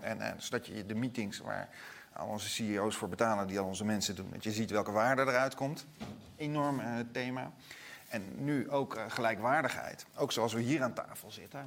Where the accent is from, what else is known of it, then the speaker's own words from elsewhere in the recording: Netherlands; wij als Nederlanders een beetje nuchter zijn